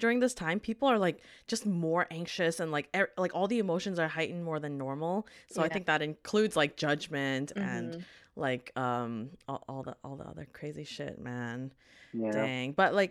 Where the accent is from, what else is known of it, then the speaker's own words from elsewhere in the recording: Vancouver, British Columbia, Canada; we're from Vancouver, we're kind of the majority